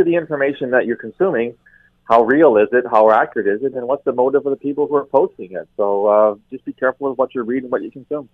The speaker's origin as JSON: {"language": "English", "country": "Canada", "said": "as a Canadian, um, very proud Canadian"}